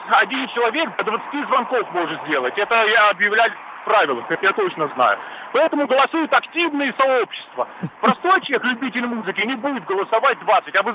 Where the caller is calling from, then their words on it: Moscow, Russia; я из Москвы звоню